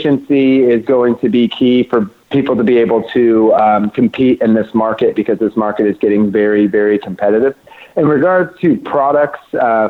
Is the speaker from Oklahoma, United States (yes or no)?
yes; Oklahoma, United States; now in Los Angeles, United States; I grew up growing outdoor in Oklahoma, that's where I'm from